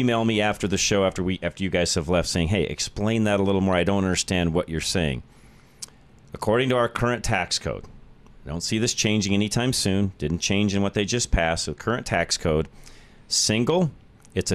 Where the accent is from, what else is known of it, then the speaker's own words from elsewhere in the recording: Denver, Colorado, United States; the Denver area